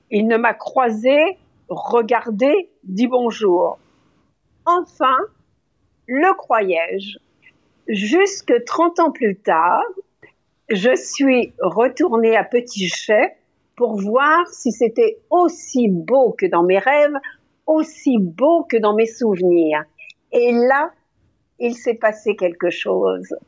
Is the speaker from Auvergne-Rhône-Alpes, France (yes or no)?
yes; Lyon, Auvergne-Rhône-Alpes, France; born there; moi, je suis née à Lyon dans le train